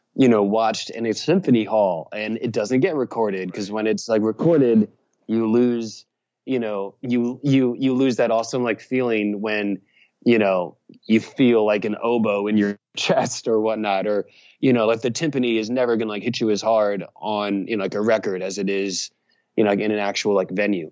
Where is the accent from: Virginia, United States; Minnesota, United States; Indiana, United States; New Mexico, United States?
Virginia, United States; Richmond; now in Nashville, United States; I grew up in Virginia and perhaps I have an accent